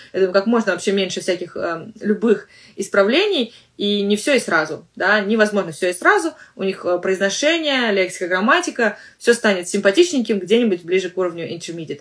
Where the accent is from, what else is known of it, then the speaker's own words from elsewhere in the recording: Russia; accent: Russian; У меня русский акцент в английском английском языке.